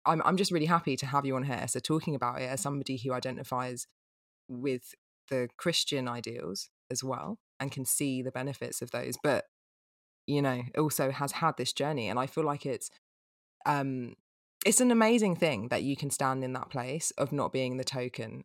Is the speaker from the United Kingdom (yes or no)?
yes; England, United Kingdom; as an English person